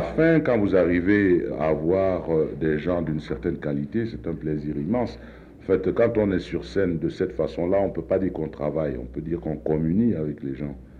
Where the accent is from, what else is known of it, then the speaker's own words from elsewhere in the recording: Cameroon; je suis africain, plus loin, je suis camerounais